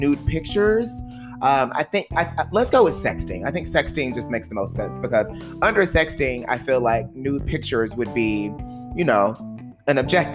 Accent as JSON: {"language": "English", "area": "the South", "region": "Texas", "country": "United States", "accent": "Southern", "moved": "as an adult", "said": "I'm a boy from the South. I'm a Southern gentleman"}